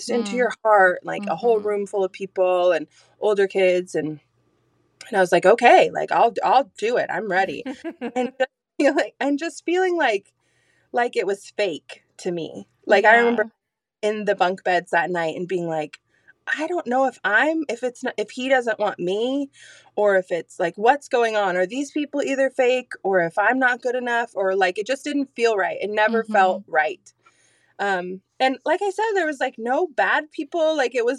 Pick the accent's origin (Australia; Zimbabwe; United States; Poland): United States; Azalea, Oregon; also born or lived in Alaska; I was born in Grants Pass, taken home to Azalea on Cow Creek, where I still, not the same home, but still live